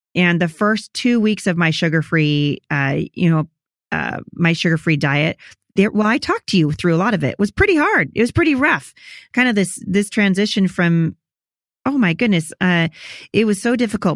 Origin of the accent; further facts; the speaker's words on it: Portland, Oregon, United States; also born or lived in Chattanooga; I'm from Portland